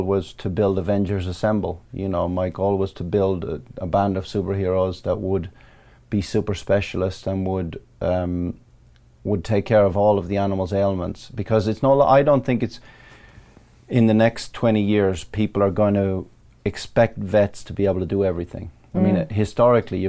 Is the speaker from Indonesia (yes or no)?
no; Ballyfin, Leinster, Ireland; now in Surrey, United Kingdom; I grew up in a place called Ballyfin in County Laois, Republic of Ireland